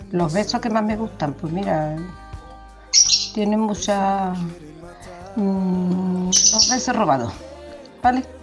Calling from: Lucena, Andalusia, Spain; Buenos días … de Lucena, Córdoba.

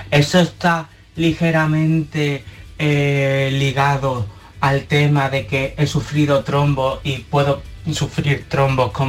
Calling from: Seville, Andalusia, Spain

